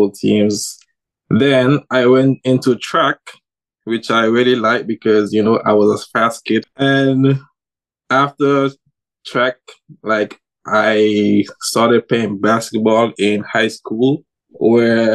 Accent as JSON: {"language": "English", "region": "Nevis", "country": "St. Kitts & Nevis", "tie": "born or raised there", "moved": "yes", "lives_now": "Taiwan", "said": "life growing up in Nevis, because I'm from Nevis"}